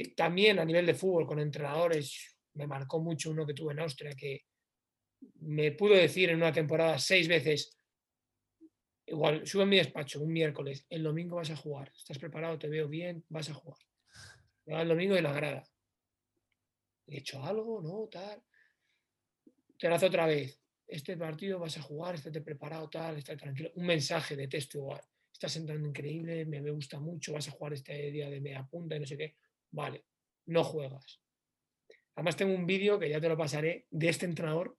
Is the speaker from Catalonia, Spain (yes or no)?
no; León, Castile and León, Spain; moved away as an adult; estoy en mi ciudad, en León, en mi tierra